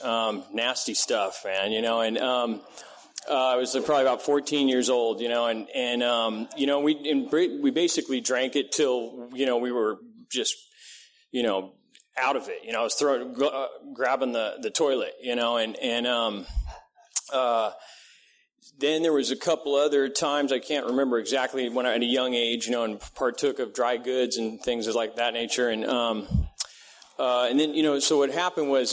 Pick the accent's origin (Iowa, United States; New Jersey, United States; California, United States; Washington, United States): California, United States; Vista; also born or lived in Redding, California / Encinitas, California; was basically raised in Vista, California